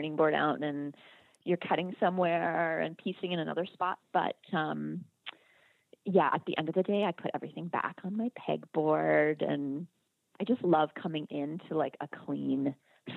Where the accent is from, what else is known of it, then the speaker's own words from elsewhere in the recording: Canada; I'm Canadian